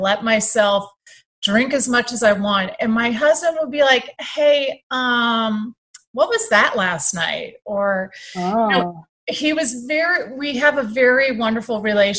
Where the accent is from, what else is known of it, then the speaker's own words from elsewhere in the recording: San Diego, California, United States; moved away; I grew up in Southern California in San Diego